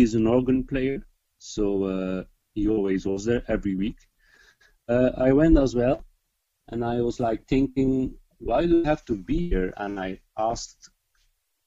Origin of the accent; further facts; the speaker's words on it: Flanders, Belgium; first language Dutch; English is a second language; I'm from Belgium and I speak Dutch.